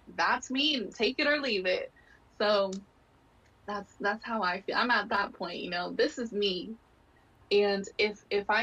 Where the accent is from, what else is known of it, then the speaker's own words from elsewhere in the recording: United States; I'm half Guatemalan, but I was completely born in the United States